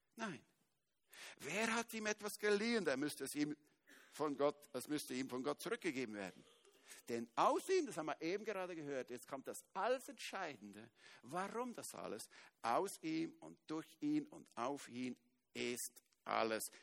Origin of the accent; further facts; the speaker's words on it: Switzerland; Ich bin Schweizer